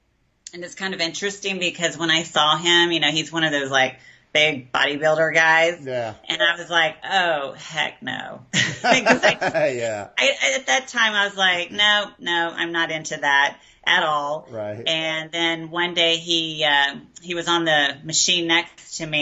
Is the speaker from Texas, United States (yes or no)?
yes; Garland, Texas, United States; moved away as an adult; now in Austin, United States; I was raised outside of Dallas in a really good home